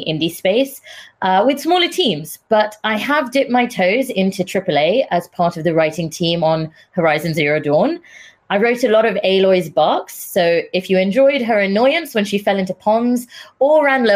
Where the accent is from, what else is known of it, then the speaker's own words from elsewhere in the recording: India; now in United Kingdom; I'm Indian, not British Indian, as people assume, entirely Indian.